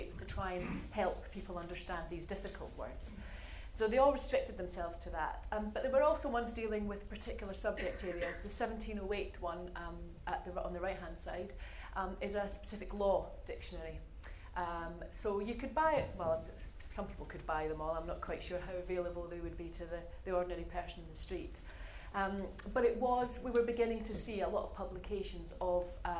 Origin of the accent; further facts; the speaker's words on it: Scotland, United Kingdom; moved away as an adult; also born or lived in Glasgow; now in Oxford, United Kingdom; a Scot writing the English dictionary